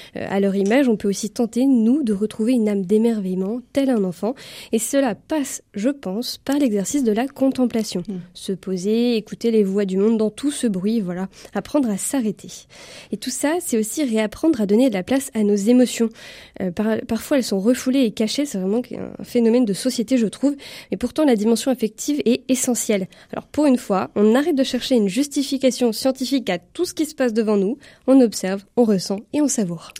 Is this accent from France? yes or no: yes; France; en tant que Français